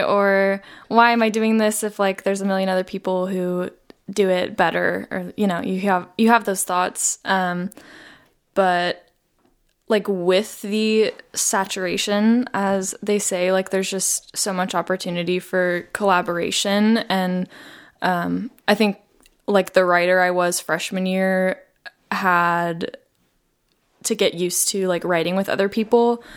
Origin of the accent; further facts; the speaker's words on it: Las Vegas, Nevada, United States; I grew up in Las Vegas.